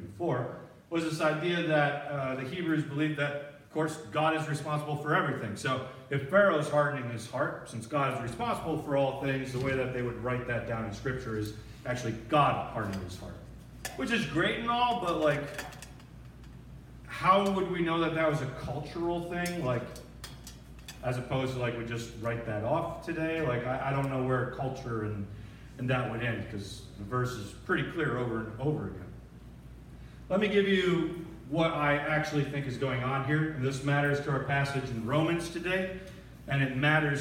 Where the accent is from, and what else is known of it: 30 minutes from Dearborn, Michigan, United States; born or raised there